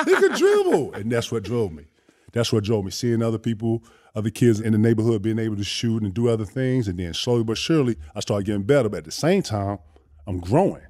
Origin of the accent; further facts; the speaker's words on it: Greenville, South Carolina, United States; also born or lived in Mauldin, South Carolina; I'm from Greenville, South Carolina